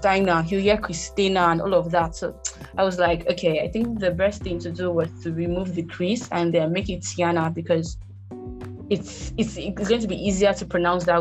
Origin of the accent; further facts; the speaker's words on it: Rivers State, Nigeria; I'm from Nigeria, River State to be precise